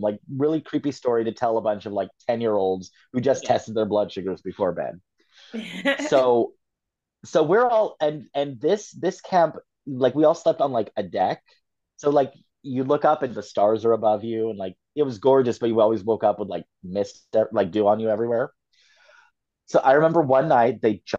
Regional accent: Fresno, California, United States; the Fresno Nightcrawlers, which is my hometown cryptid

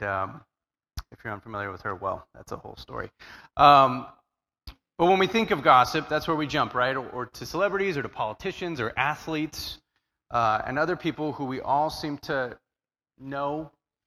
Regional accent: Southern California, United States; I'm from Southern California

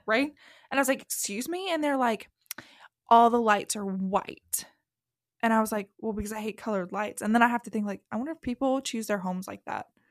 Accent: the South, Southern United States, United States; accent: southern; my southern accent comes out far more at home than in public

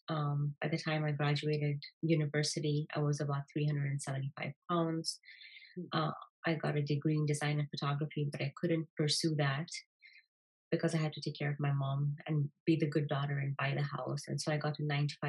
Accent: Kenya; I was born and raised in Kenya in a normal Indian

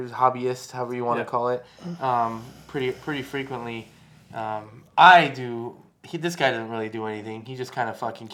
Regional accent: San Diego, California, United States; I'm from San Diego

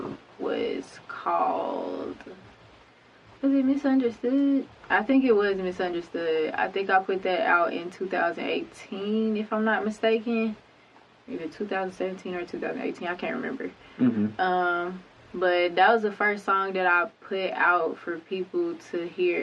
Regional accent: Conway, Arkansas, United States; also born or lived in Pine Bluff, Arkansas; I was born in Pine Bluff, Arkansas, raised in Conway, Arkansas, graduated from Conway High School

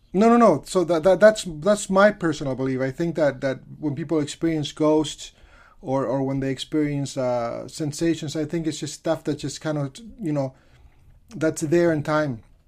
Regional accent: California, United States; I'm from California

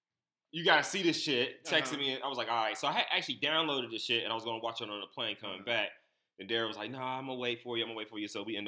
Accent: Stone Mountain, Georgia, United States; moved away; I'm from Atlanta, for those who don't know.

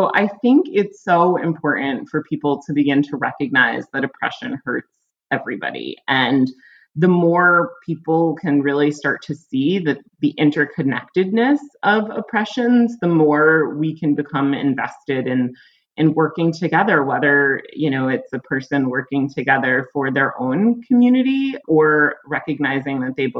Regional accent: United States; I think for me, like, as an American, like, I've been very disenchanted of late.

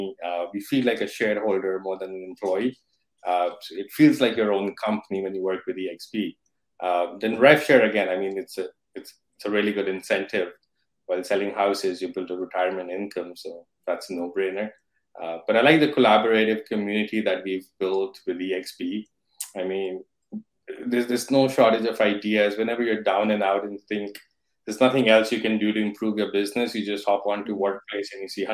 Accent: India; moved away as an adult; now in Toronto, Canada; I'm based in Toronto. I came to Toronto about 11 years ago from India

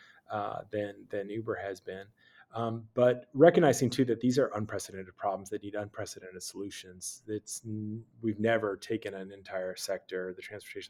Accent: California, United States; me as a Californian, as an American

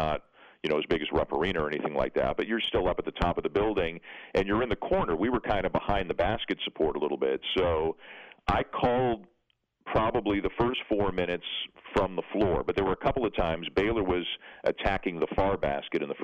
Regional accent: Canada; born or raised there

